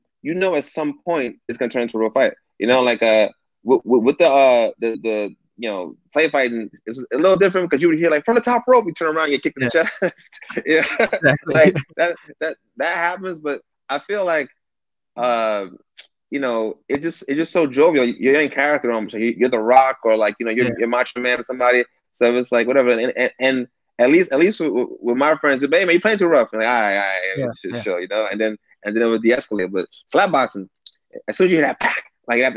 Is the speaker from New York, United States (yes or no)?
yes; New York City, New York, United States; now in Southern California, United States; I grew up in Bed-Stuy in the 90s